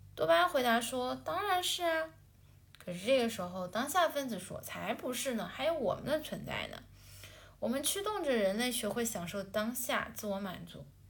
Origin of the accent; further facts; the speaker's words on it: China; 我作为一个中国人